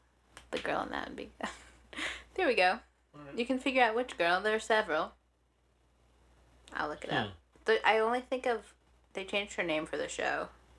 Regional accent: Pittsburgh, Pennsylvania, United States; I'm from Pittsburgh.

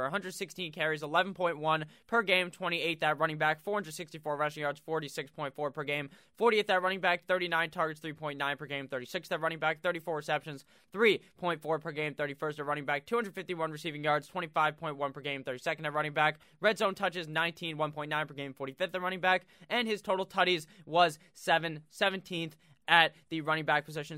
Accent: New Jersey, United States; my home state of New Jersey

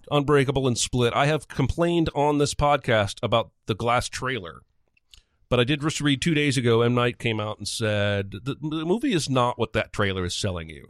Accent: Indiana, United States; growing up in Indiana

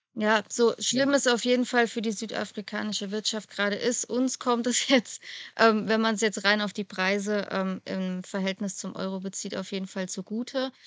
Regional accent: Germany; bei uns in Deutschland

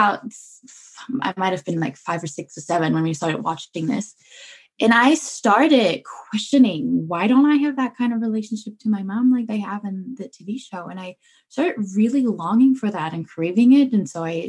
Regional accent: Germany; I'm born and raised in Germany

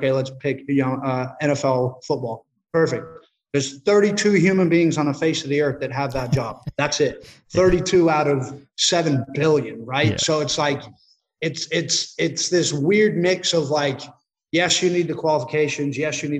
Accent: Australia; also born or lived in United States; having two lives almost, you know, growing up in Australia, growing up in America, I was always away from friends and family

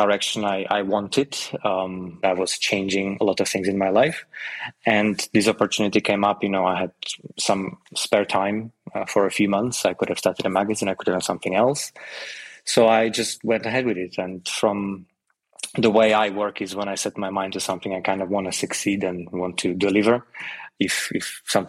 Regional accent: Slovakia; moved away as an adult; also born or lived in London, United Kingdom; now in Portugal; I'm originally from Slovakia. I lived in London for about 12 years

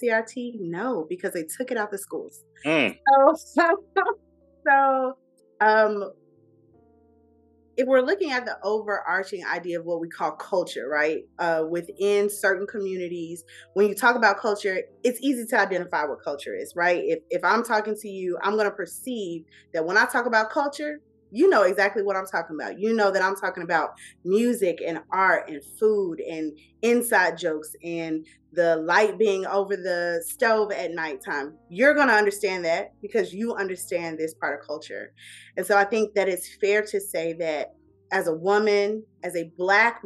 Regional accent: Atlanta, Georgia, United States; also born or lived in Tacoma, Washington / Germany / South Carolina / Texas; I am from Atlanta, Georgia. Southside, to be specific. Clayton County, made and raised

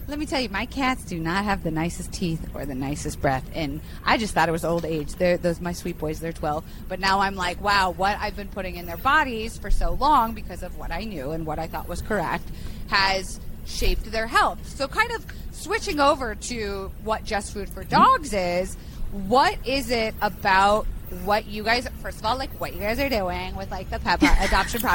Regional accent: Florida, United States; moved away; I was raised in Florida

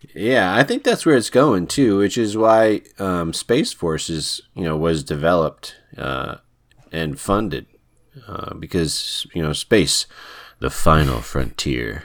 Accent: United States; I'm American

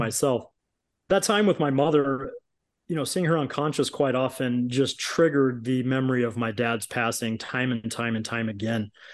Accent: Long Beach, California, United States; I grew up in Southern California, Long Beach, California

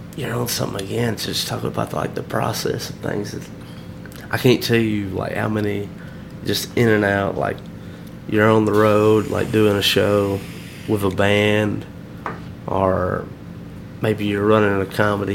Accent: Alabama, United States; I'm from Alabama

